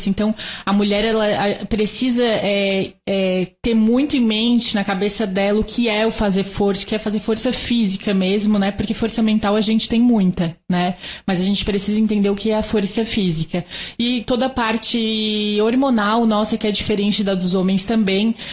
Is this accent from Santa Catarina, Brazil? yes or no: yes; Santa Catarina, Brazil; Eu sou natural de Santa Catarina.